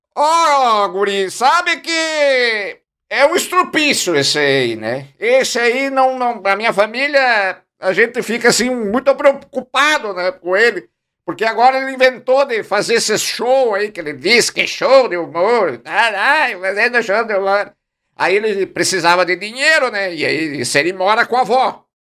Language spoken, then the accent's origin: Portuguese; Carlos Barbosa, Rio Grande do Sul, Brazil; Eu sou de Carlos Barbosa, mais precisamente do distrito de Arco Verde. É lá que eu resido lá com a minha família